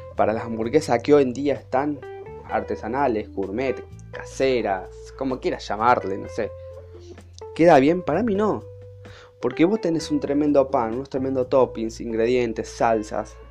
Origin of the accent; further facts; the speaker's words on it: Virrey del Pino, Buenos Aires Province, Argentina; Soy de La Matanza, más que nada de Virrey del Pino.